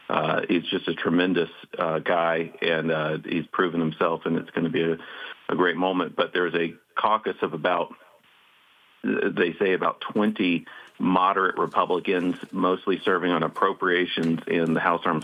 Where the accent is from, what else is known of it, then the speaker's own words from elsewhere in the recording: South Carolina, United States; moved away as an adult; now in Washington, DC, United States; Chairman Floyd Spence of South Carolina, my hometown congressman.